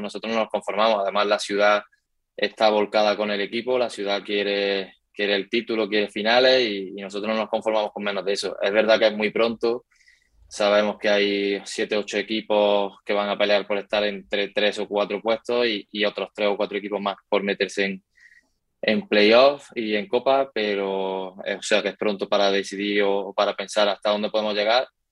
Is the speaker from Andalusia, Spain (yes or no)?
yes; Córdoba, Andalusia, Spain; moved away as an adult; now in Valdepeñas, Spain; Yo soy también muy de Córdoba